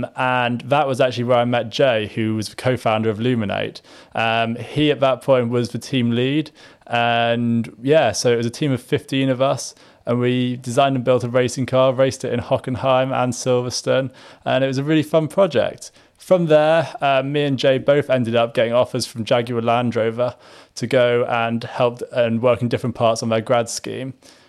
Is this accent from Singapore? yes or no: yes; Singapore; moved away as an adult; also born or lived in Malaysia; So I grew up in Singapore, Malaysia. So a little bit of a different time growing up. And then went to Liverpool University from Singapore. So my parents were still out there.